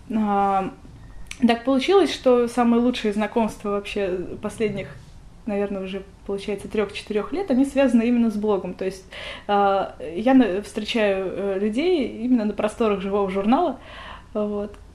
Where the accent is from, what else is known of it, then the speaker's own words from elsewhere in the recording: Moscow, Russia; я родилась в Москве